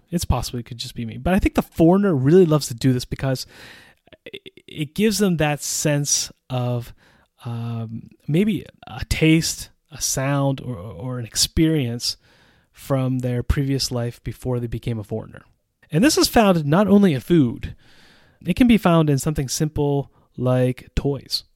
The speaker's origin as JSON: {"language": "English", "country": "United States", "moved": "as an adult", "lives_now": "Central Europe", "said": "As an American citizen who has lived in Central Europe for almost 20 years"}